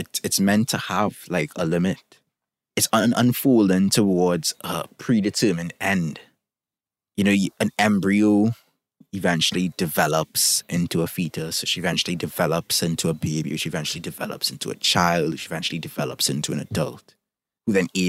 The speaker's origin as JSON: {"language": "English", "country": "Trinidad & Tobago", "said": "I can look at my own country. I'm from Trinidad and Tobago, for those who don't know"}